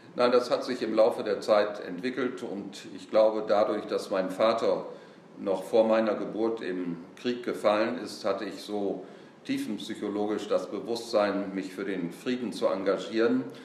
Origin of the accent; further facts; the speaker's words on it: Bersenbrück, Lower Saxony, Germany; moved away; Natürlich bin ich sehr gerne in Bersenbrück, wo ich geboren bin und auch die Ehre habe, Ehrenbürger zu sein